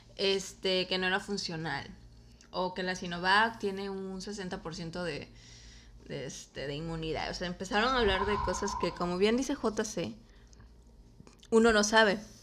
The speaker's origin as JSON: {"language": "Spanish", "country": "Mexico", "also_born_or_lived": "Comalcalco, Tabasco", "said": "yo como mexicana"}